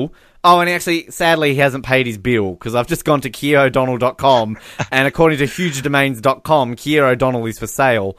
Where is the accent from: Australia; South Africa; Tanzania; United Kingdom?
Australia; we're Australian